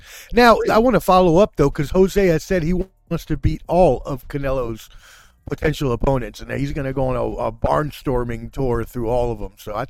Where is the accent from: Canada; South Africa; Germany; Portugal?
Germany; Frankfurt, Hesse; born there; I was born in Frankfurt, Germany.